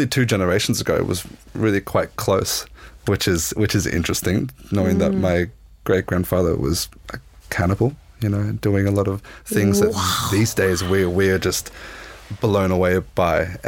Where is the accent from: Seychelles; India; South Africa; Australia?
Australia; near Byron Bay and Nimbin, northern New South Wales; I was brought up in a little small hippie town in northern New South Wales, kind of close to that Byron Bay, Nimbin region